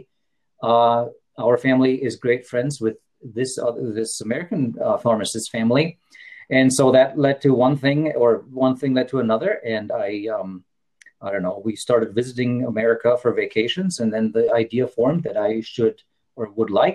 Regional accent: Worms, Rhineland-Palatinate, Germany; moved away as an adult; now in South Dakota, United States; I'm from Germany, I should clarify. And in my hometown, which is Worms, on the Rhine River

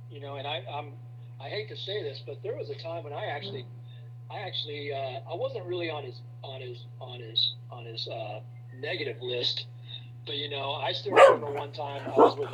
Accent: Fairbury, Illinois, United States; moved away as an adult; also born or lived in Charleston, Illinois / Tuscola, Illinois / Effingham, Illinois / Mattoon, Illinois; now in Atlanta, United States; I grew up in Fairbury, Illinois

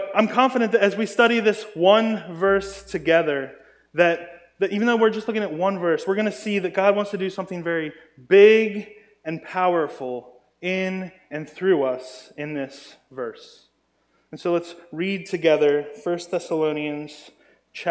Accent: Maryland, United States; I grew up in Maryland, and in Maryland we actually had a homeschool Christian lacrosse team

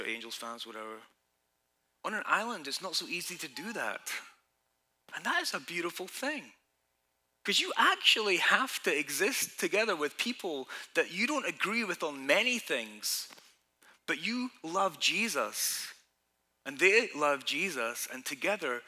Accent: Scotland, United Kingdom; now in United States; I'm from Scotland, you know, we got our troubles

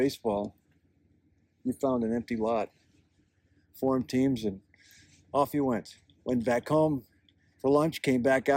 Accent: Schenectady, New York, United States; now in Madison, United States; I grew up in upstate New York.

